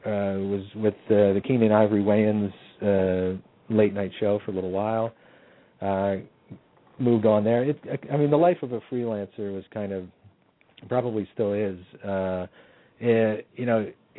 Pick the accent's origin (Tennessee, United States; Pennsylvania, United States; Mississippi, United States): Pennsylvania, United States; Warminster; also born or lived in Philadelphia, Pennsylvania; I was from Warminster, Pennsylvania